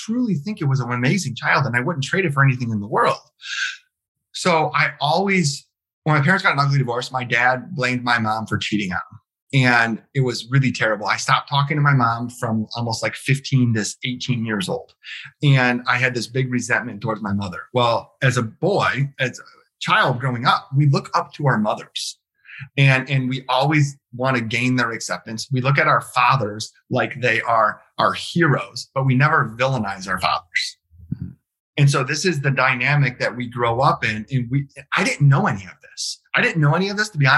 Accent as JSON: {"language": "English", "town": "Detroit", "region": "Michigan", "country": "United States", "tie": "born or raised there", "said": "born and raised in Southeast Michigan. So literally I was born in the city of Detroit. I've lived here my entire life"}